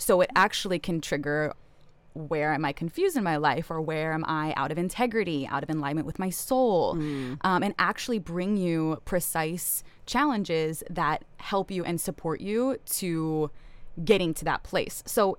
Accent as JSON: {"language": "English", "region": "New York", "country": "United States", "also_born_or_lived": "East Coast", "moved": "as an adult", "lives_now": "Kauai, United States", "said": "I'm from New York."}